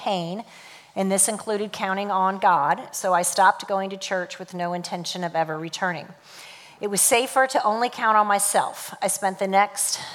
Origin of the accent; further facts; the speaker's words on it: St. Louis, Missouri, United States; I was born and raised in St. Louis, Missouri